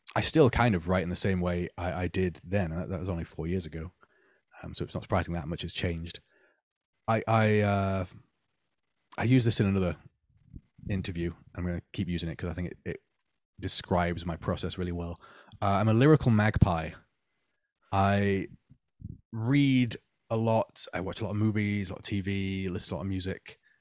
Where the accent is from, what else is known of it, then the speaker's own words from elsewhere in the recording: Manchester, North West England, United Kingdom; now in Nottingham, United Kingdom; growing up in Manchester, I saw a lot of bands who were more than happy to be local heroes